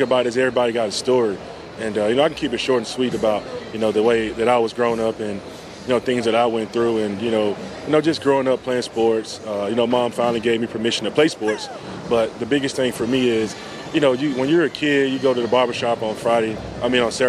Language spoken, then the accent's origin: English; Yazoo City, Mississippi, United States; moved away as an adult; also born or lived in Philadelphia; I'm from Yazoo City